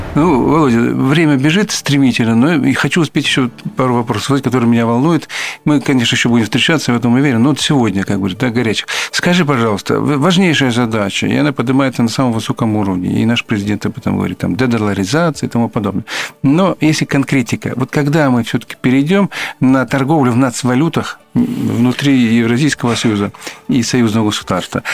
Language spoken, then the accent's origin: Russian; Belarus; мы, белорусы